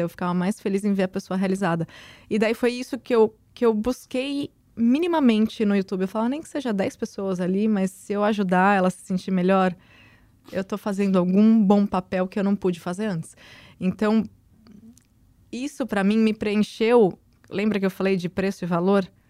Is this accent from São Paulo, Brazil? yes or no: yes; Santos, São Paulo, Brazil; Eu, eu moro em Santos, eu nasci em Santos.